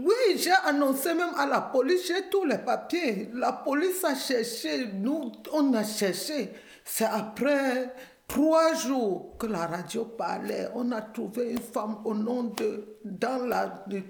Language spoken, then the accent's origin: French; Cameroon; moved away as an adult; also born or lived in Edmonton, Canada; now in Montreal, Canada; je suis camerounaise